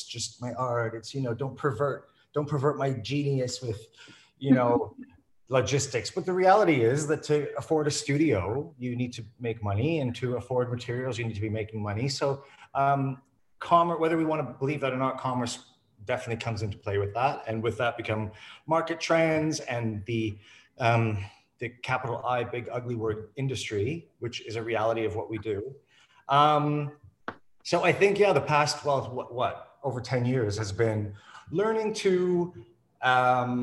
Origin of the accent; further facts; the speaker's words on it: Canada; moved away as an adult; now in London, United Kingdom; I'm a Canadian artist. I'm actually now British as well, which I still find funny when I say out loud, but after 14 years, they let me in finally.